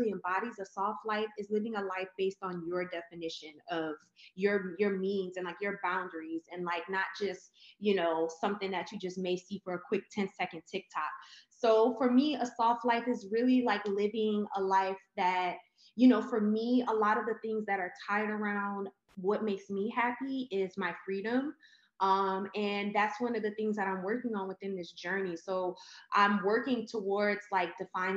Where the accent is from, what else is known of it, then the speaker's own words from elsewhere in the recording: New Orleans, Louisiana, United States; moved away as an adult; now in Houston, United States; I'm originally from New Orleans, born and raised